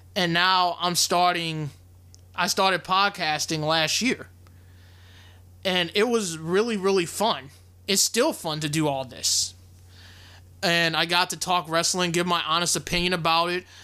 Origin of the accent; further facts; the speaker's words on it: Louisiana, United States; my hometown in Louisiana